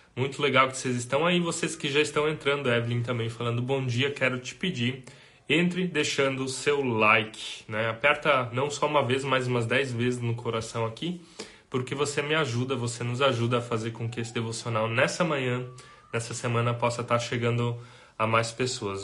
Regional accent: Brazil; Nós somos brasileiros

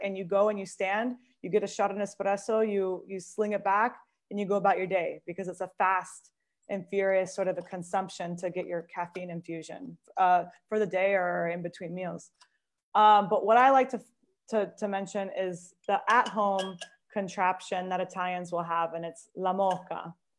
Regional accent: Seattle, Washington, United States; now in Italy; So I'm also from Seattle-ish. And when I say ish, because like many of us from Seattle, like weren't quite born in Seattle, but call Seattle our hometown.

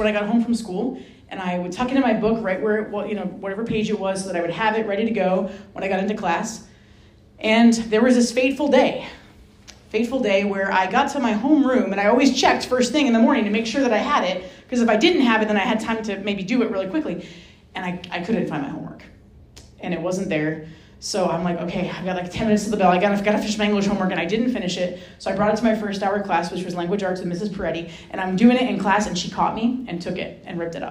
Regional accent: Rhode Island, United States; I grew up in Rhode Island

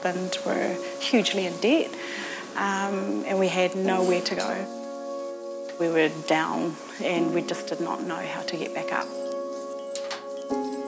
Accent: Auckland, New Zealand; I come from South Auckland. I was born here in Mangere Bridge

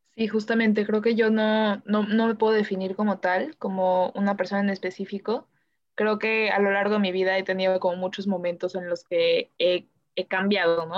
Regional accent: Mexico; soy mexicana

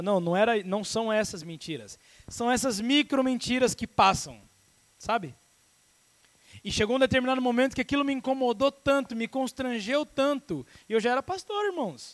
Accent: Brazil; Como bom brasileiro

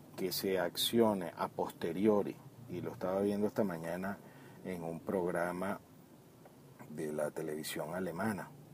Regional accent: Venezuela; como venezolanos

